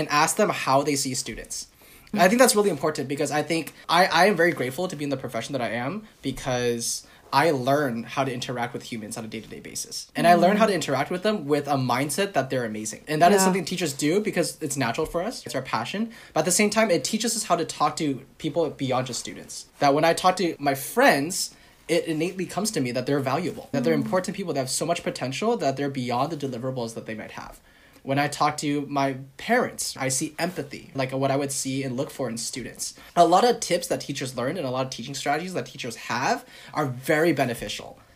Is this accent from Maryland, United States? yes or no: no; Silicon Valley, California, United States; I'm from Silicon Valley